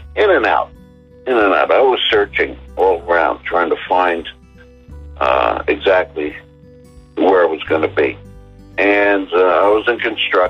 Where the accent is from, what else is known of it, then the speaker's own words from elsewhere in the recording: New Jersey, United States; I was raised born and raised in New Jersey